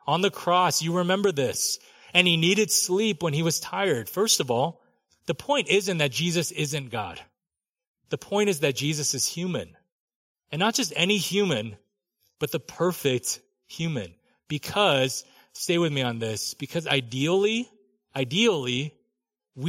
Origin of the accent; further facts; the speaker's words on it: Southern California, United States; I grew up in Southern California